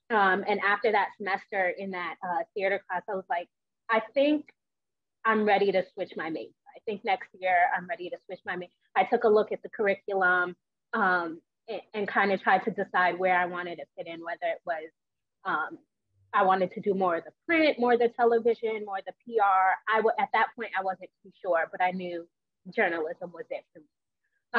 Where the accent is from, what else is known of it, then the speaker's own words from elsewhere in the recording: New York, United States; moved away as an adult; also born or lived in West Virginia; I'm originally from New York